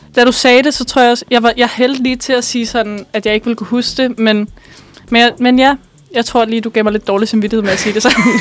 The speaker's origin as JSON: {"language": "Danish", "area": "Bornholm", "region": "Capital Region of Denmark", "country": "Denmark", "tie": "born or raised there", "moved": "yes", "said": "jeg er fra Bornholm, eller jeg er opvokset på Bornholm."}